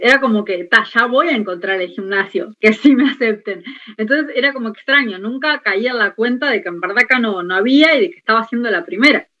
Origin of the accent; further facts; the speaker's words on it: Montevideo, Uruguay; yo soy de La Teja